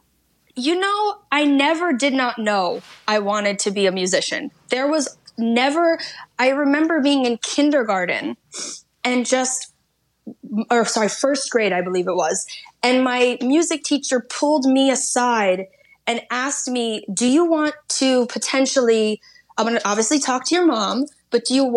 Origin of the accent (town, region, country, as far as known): New York, United States; born or raised there; moved away as an adult; now in Los Angeles, United States